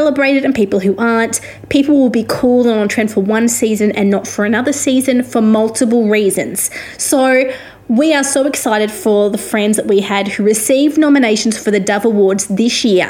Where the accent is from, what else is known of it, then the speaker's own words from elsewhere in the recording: Australia; also born or lived in Victoria; I am an Australian music journalist